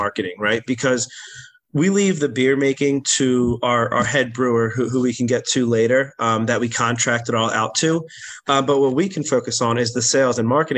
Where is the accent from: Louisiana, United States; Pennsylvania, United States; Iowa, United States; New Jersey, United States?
Pennsylvania, United States; Drexel Hill; it's the first street I grew up on in Drexel Hill in Delaware County. So Kenwood was my street that I spent the first 10, 15 years of my life.